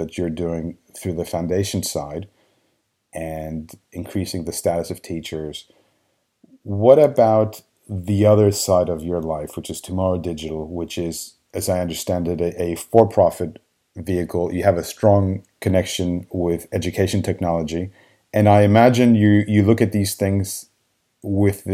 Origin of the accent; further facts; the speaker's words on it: Argentina; moved away; I'm originally from Argentina